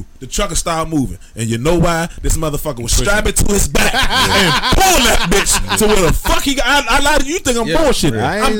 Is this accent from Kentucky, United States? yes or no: yes; Guthrie, Kentucky, United States; I'm Guthrie, Kentucky.